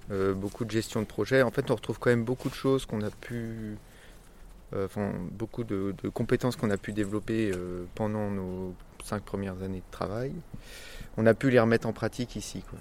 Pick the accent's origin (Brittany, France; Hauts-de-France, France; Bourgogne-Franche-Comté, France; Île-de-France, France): Île-de-France, France; Yvelines; moved away as an adult; also born or lived in Paris / Nantes; now in Couëtron-au-Perche, France